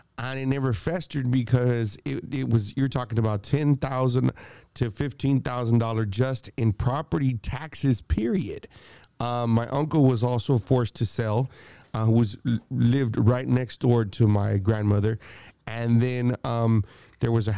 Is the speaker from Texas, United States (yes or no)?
yes; Austin, Texas, United States; growing up in the East Side, I've grown up, was there all my life